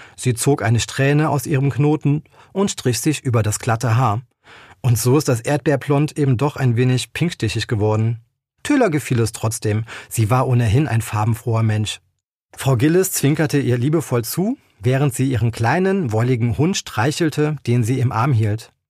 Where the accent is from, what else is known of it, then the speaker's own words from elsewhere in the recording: near Koblenz, Rhineland-Palatinate, Germany; now in Eifel, Germany; Ich bin kein gebürtiger Eifelaner, ich komme aus der Nähe von Koblenz, aber seitdem ich selber in der Eifel wohne